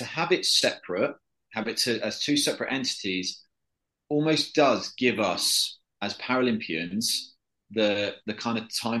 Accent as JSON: {"language": "English", "country": "United Kingdom", "said": "because I'm from Britain, I'm used to a little bit of rain."}